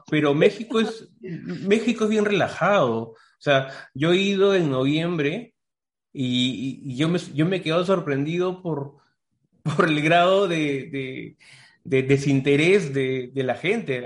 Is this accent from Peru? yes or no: yes; Peru; la primera vez que salí incluso de Perú